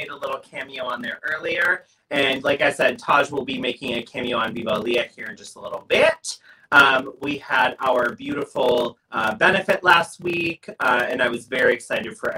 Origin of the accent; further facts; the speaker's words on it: New York, United States; I'm from New York